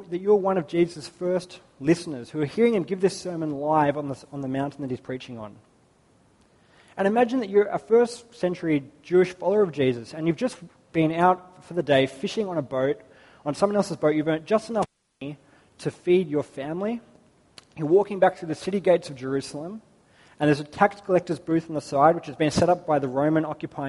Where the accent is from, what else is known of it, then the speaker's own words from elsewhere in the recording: Australia; growing up in Australia